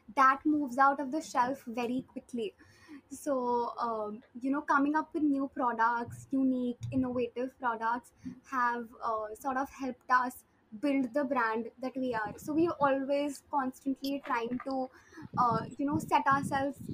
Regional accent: Kolkata, West Bengal, India; we are from Calcutta

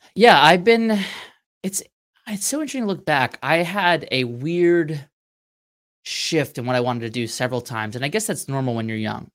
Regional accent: Mastic, New York, United States; now in Virginia, United States; I grew up five minutes from the beach

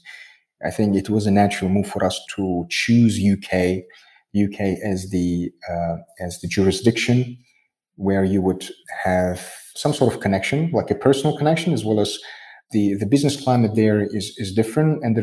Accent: Tajikistan; I am from Tajikistan. I'm a citizen of Tajikistan.

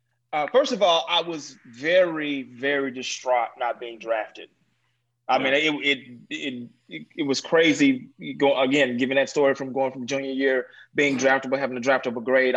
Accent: Dallas, Texas, United States; I was from Dallas, Texas, Oak Cliff, Texas, to be exact, which is the intercity of Dallas. Very, very difficult place to grow up

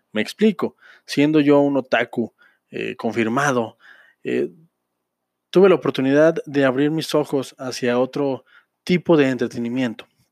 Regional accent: Mexico; como mexicano, como ciudadano de este hermoso y bello país

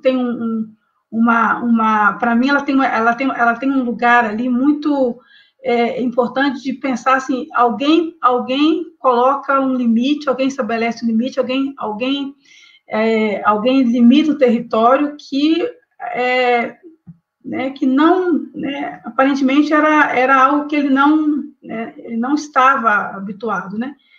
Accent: Vale do Rio Doce, Minas Gerais, Brazil; Eu sou do Vale do Rio Doce

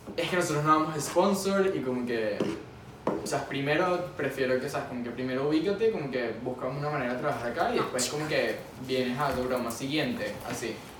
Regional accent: Venezuela; now in Miami, United States; En Miami, como venezolano

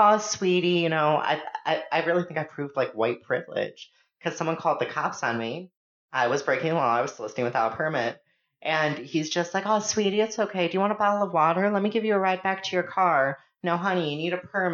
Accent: Cleveland, Ohio, United States; I've always lived in Cleveland

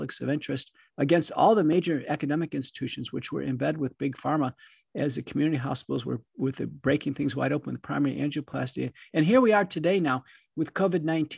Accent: Wichita Falls, Texas, United States; also born or lived in Buffalo, New York / Dallas-Fort Worth, Texas / Seattle, Washington; I grew up in Buffalo, New York, but moved down when I was young to Texas, originally Wichita Falls in the Dallas-Fort Worth area

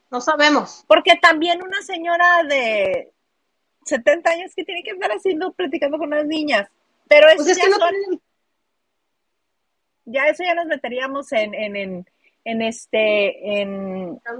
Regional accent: Mexico City, Mexico; accent: chilango; hoy me, hicieron hoy me hicieron burla por mi acento, pero me acento, acento chilango, y ahorita me escuché, pero me escuché muy norteña

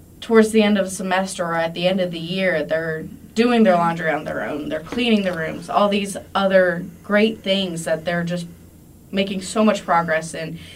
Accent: Monroe, United States; moved away; my hometown, Monroe

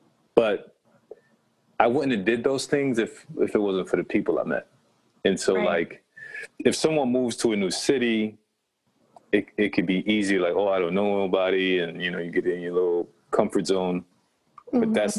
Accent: Rochester, New York, United States; moved away as an adult; now in Buffalo, United States; Even though Rochester is my hometown, Buffalo has also become part of who I am. Just like Rochester has become part of who I am.

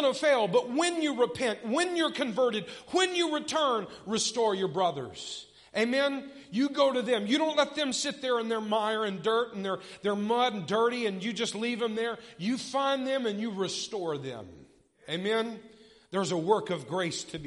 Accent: United States; I'm an American

